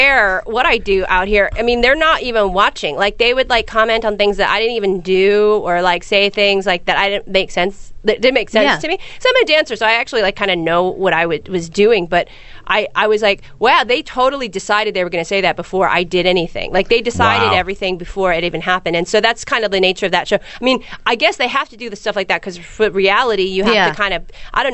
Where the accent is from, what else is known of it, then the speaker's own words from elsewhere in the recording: San Francisco, California, United States; I'm from San Francisco, which is very similar to Portland